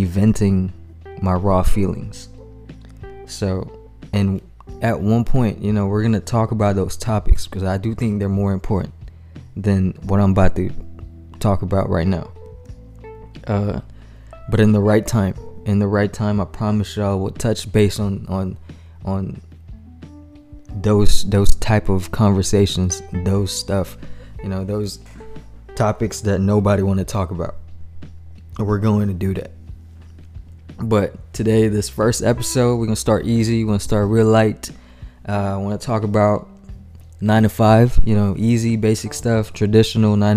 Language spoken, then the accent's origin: English; Manila, Metro Manila, Philippines; moved away as an adult; also born or lived in San Antonio, Texas / Austin, Texas; now in Houston, United States; Manila, Philippines, man. Shout out to y'all. Born and raised there, attended high school, graduated, and then I moved to U.S., to the States.